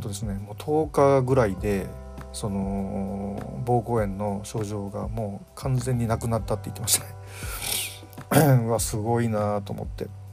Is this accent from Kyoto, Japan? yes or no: yes; Kyoto, Japan; now in Tokyo, Japan; 僕、あの、京都出身なんで